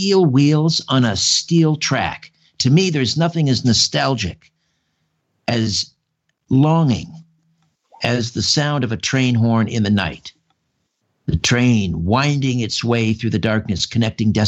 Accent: Brantford, Ontario, Canada; now in Thornhill, Canada; I grew up in Brantford, just a couple miles from the old TH&B Railroad

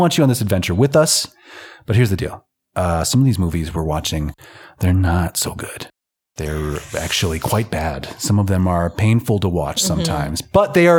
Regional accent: United States; now in Reykjavik, Iceland; I'm from the United States of America

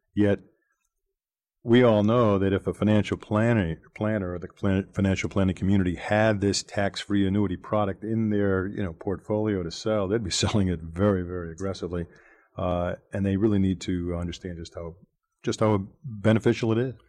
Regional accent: Boston, Massachusetts, United States; I'm from Boston

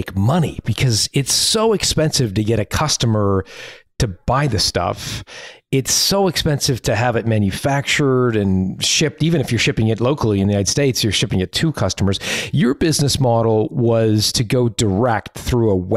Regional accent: Toronto, Ontario, Canada; I'm from Toronto

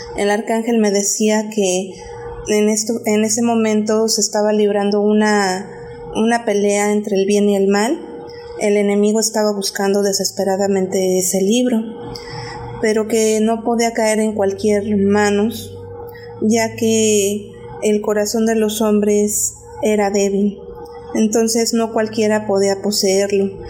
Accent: State of Mexico, Mexico; now in Mérida, Mexico; yo actualmente vivo en la ciudad de Mérida, Yucatán, pero soy originaria del Estado de México

